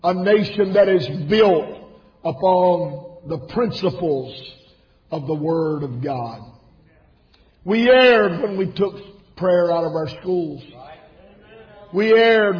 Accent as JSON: {"language": "English", "country": "United States", "said": "I am an American"}